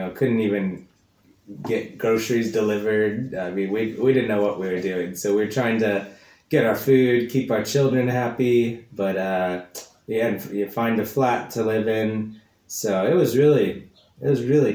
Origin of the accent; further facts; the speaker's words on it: Kansas, United States; also born or lived in East London; now in London, United Kingdom; I'm from America, from the middle of the country, from the state of Kansas, but now I make my home here in London, East London